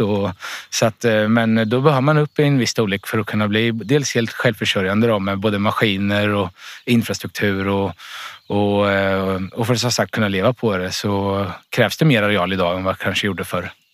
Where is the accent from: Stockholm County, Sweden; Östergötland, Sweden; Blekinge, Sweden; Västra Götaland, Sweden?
Östergötland, Sweden; Vikbolandet; Här, det här är jag uppvuxen, så det här är min föräldragård från början